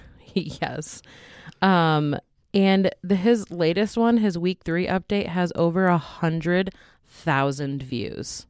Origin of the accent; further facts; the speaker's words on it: Wisconsin, United States; moved away; I'm originally from Wisconsin